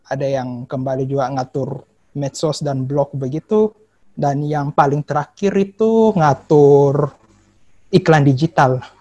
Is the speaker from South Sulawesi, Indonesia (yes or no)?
yes; Makassar, South Sulawesi, Indonesia; moved away; also born or lived in Jakarta; Jadi sebenarnya sih kemarin asal asalku itu dari Makassar, Sulawesi Selatan. Tapi sempat merantau ke Jakarta juga